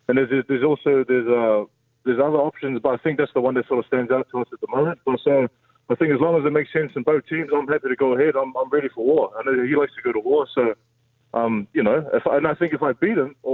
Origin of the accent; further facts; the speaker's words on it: New Zealand; I'm from New Zealand